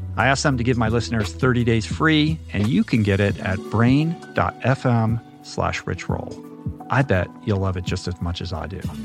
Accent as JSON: {"language": "English", "town": "Washington", "country": "United States", "tie": "born or raised there", "also_born_or_lived": "Stanford, California", "moved": "as an adult", "said": "growing up in Washington"}